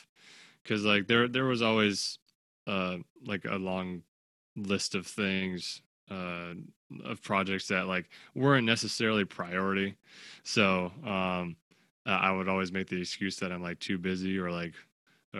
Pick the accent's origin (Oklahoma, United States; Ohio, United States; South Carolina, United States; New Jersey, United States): New Jersey, United States; Clifton; I'm from Clifton, New Jersey